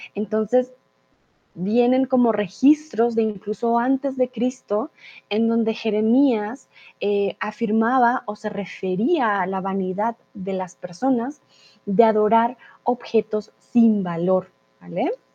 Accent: Colombia; now in Germany

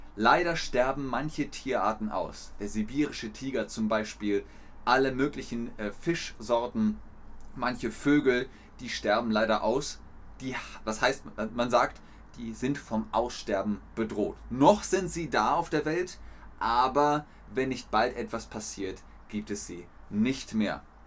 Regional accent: Bavaria, Germany; also born or lived in Cologne; now in Hamburg, Germany; Ich bin in Bayern aufgewachsen

